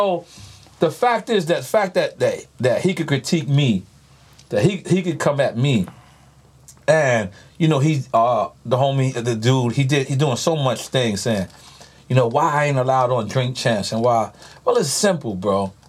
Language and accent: English; New York City, New York, United States; I'm from New York City.